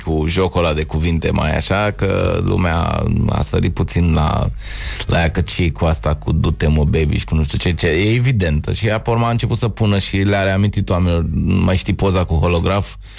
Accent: Bucharest, Romania; Eu sunt bucureștean, jet BG, deși sunt crescut în tineretului

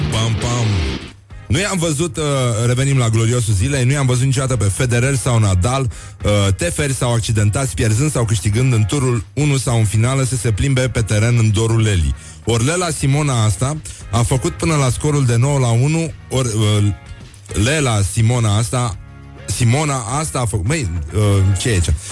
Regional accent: Turda, Cluj County, Romania; accent: Transylvanian; eu sunt veșnicul puștan din Turda cu accent ardelenesc, care face artă din pasiune și căruia îi place să dăruiască fericire celor din jur.

